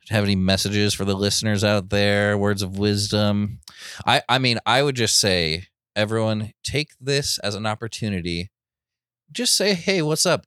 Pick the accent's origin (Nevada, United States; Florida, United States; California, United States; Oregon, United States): Oregon, United States; Portland; growing up in Portland, it was, like, the complete opposite